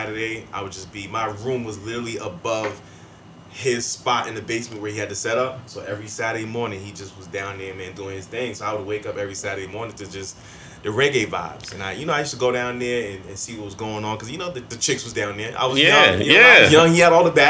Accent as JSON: {"language": "English", "town": "Lynn", "region": "Massachusetts", "country": "United States", "tie": "born or raised there", "also_born_or_lived": "Brooklyn, New York (summers)", "moved": "as an adult", "said": "I grew up in Lynn, Massachusetts, which is like right outside of Boston"}